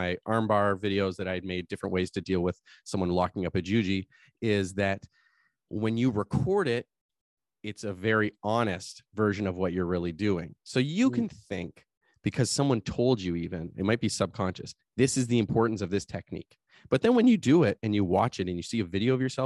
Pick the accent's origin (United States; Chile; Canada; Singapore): Canada; as Canadian